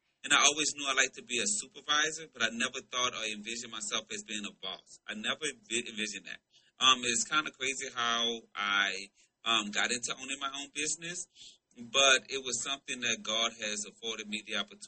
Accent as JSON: {"language": "English", "town": "New Orleans", "region": "Louisiana", "country": "United States", "moved": "as an adult", "lives_now": "Atlanta, United States", "said": "I'm originally from New Orleans, Louisiana"}